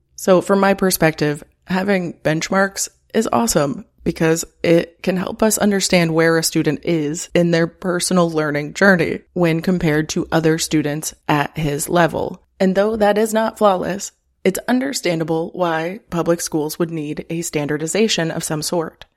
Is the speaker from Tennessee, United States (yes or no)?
no; Florida, United States; moved away as an adult; now in Chicago, United States; I grew up in Florida